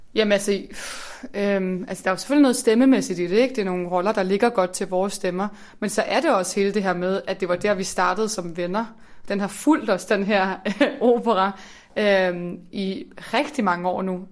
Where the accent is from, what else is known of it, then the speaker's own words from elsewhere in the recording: Slagelse, Zealand, Denmark; moved away; jeg kommer fra Slagelse